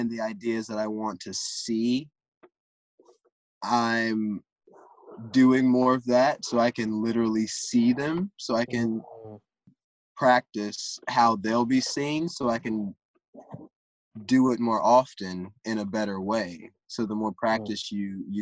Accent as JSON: {"language": "English", "region": "the South", "country": "United States", "said": "I'm from the South. I'm from deep in the country"}